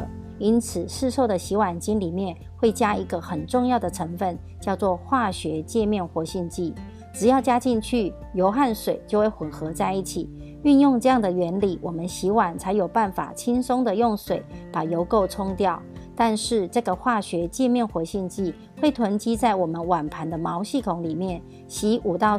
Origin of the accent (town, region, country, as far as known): Miaoli County, Taiwan